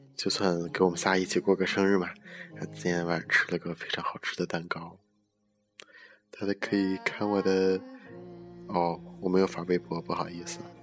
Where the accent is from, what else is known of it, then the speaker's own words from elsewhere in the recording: China; moved away; 作为一个中国人